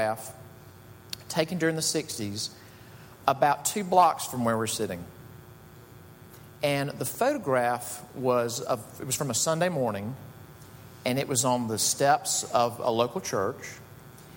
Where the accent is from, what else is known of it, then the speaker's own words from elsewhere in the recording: Jackson, Mississippi, United States; Jackson, Mississippi, which is my hometown